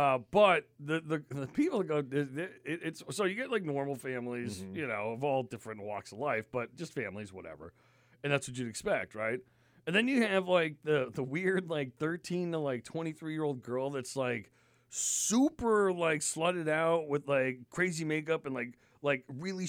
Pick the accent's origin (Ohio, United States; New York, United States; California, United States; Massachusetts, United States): New York, United States; also born or lived in Connecticut; now in Maine, United States; I grew up in New York and Connecticut, and so I grew up in like, you know, highly densely populated areas. I was used to that. Now, I've lived in Maine since, like, 2000, so I've been up here for 20 years.